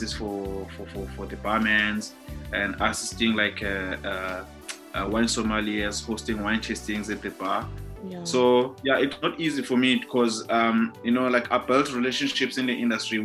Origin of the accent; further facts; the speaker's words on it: Cape Town, Western Cape, South Africa; I was born and bred in Khayelitsha back in the days in 1986.